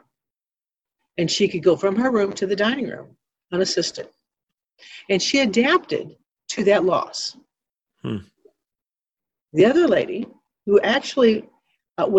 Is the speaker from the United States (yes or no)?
yes; Ironton, Missouri, United States; I was born and raised in Ironton, Missouri, where the Baptist Home is located here in the beautiful Arcadia Valley